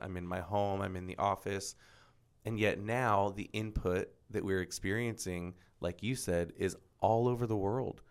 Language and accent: English; Florida, United States; moved away; Born and raised in Florida